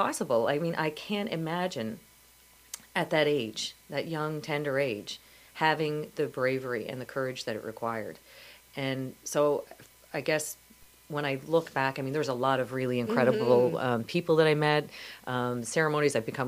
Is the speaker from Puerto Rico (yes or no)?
no; Canada; as a Canadian